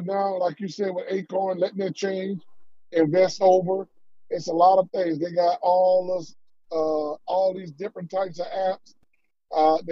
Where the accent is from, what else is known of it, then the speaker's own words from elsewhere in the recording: Columbia, South Carolina, United States; I'm from Richmond County